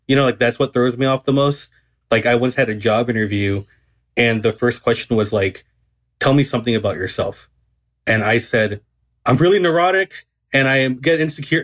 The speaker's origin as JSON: {"language": "English", "town": "Garden Grove", "region": "California", "country": "United States", "tie": "born or raised there", "said": "I grew up in, um, Garden Grove, which is in Southern California"}